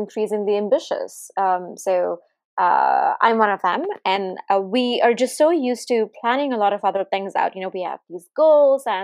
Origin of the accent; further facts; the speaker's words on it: India; now in Silicon Valley, United States; I grew up in India